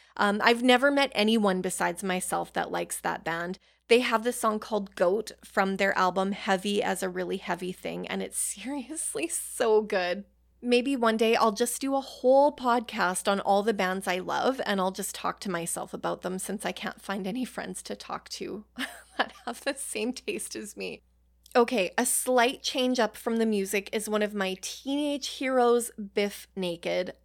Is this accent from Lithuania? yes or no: no; Canada; Being Canadian